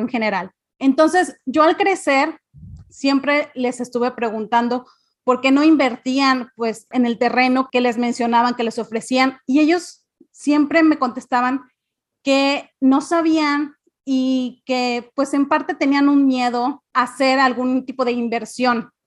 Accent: Cancún, Quintana Roo, Mexico; also born or lived in Mérida, Yucatán; yo nací eh, en Mérida, pero crecí en Cancún.

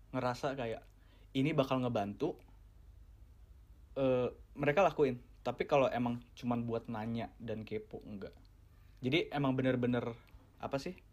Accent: Indonesia; born there; gue Gua gua dilahirkan di Indonesia di mana uh, lingkungan dan uh, beberapa dari keluarga gue bilang kayak jangan deh lu lu jangan deh ke ke negara-negara barat.

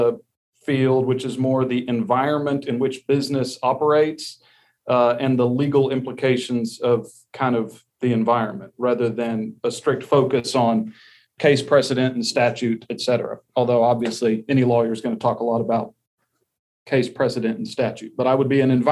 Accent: Texas, United States; I was born and raised here in Texas

